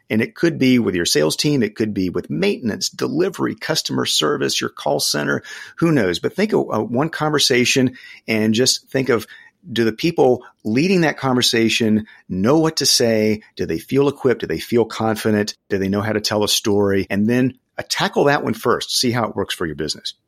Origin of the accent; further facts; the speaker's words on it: the South, United States; I grew up in the South